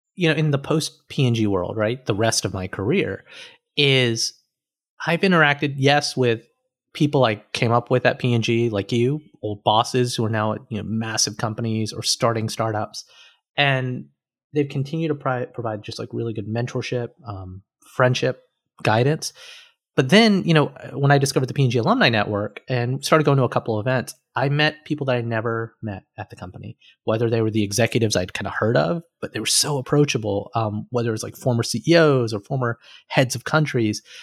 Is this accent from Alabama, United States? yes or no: yes; Alabama, United States; moved away as an adult; also born or lived in Cincinnati; I was an engineer from Alabama